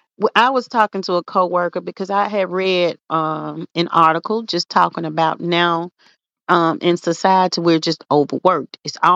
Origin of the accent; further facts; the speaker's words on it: Memphis, Tennessee, United States; growing up in South Memphis, we grew up in Claiborne Home.